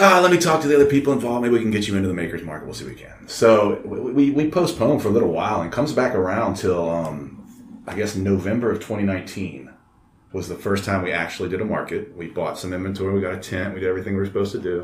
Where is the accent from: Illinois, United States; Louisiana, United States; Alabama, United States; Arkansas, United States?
Louisiana, United States; Baton Rouge; I'm a guy from Baton Rouge